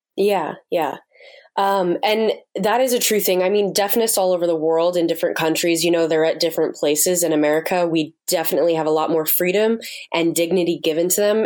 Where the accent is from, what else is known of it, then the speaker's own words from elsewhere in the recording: United States; moved away as an adult; now in Uganda; being an American over there